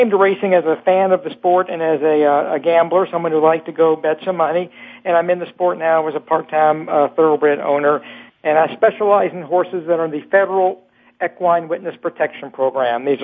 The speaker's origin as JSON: {"language": "English", "town": "Louisville", "region": "Kentucky", "country": "United States", "tie": "born or raised there", "said": "I'm from Kentucky"}